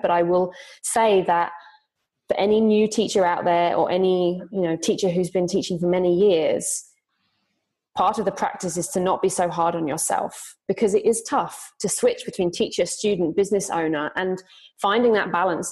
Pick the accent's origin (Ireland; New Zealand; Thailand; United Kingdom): United Kingdom; moved away as an adult; now in Zurich, Switzerland; I'm originally from Britain, but I've been living in Zurich, Switzerland for five years.